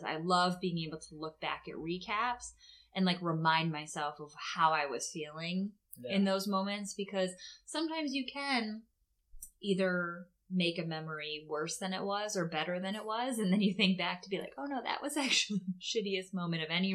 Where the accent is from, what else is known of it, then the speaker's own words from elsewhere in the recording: Boston, Massachusetts, United States; now in Netherlands; I grew up in the Boston area